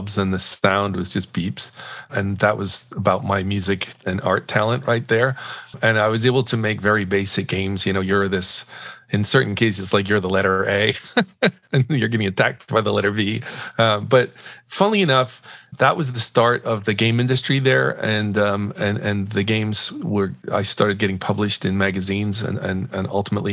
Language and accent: English; Northern Ireland, United Kingdom; moved away as an adult; now in United States; I'm originally from Northern Ireland. I grew up there when it was kind of crazy.